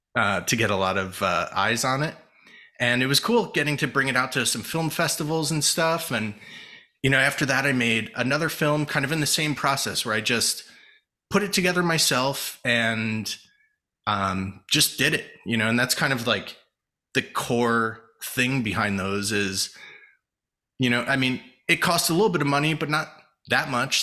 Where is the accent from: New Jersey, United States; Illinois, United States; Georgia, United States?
New Jersey, United States; moved away as an adult; also born or lived in California; I grew up in Jersey